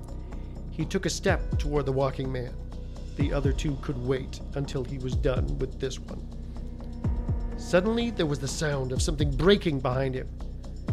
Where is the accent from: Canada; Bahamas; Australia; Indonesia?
Canada; moved away; I was born in Canada, moved here a little over 20 years ago